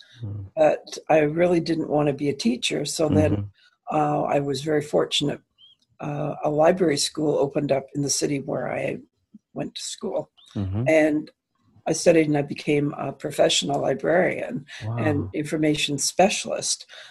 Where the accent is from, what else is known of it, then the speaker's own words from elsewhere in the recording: London, Ontario, Canada; also born or lived in New York; I'm from London, Ontario, which is near Toronto in Canada.